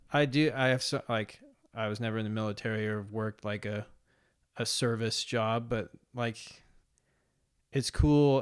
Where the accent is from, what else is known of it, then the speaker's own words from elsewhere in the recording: Mercer Island, Washington, United States; I grew up on Mercer Island, which is a suburb of Seattle